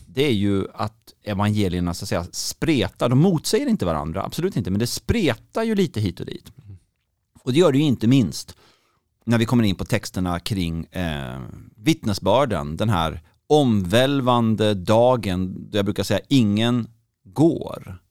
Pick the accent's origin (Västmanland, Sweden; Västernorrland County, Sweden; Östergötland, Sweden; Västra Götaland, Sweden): Västra Götaland, Sweden; Gothenburg; Jag kommer från Göteborg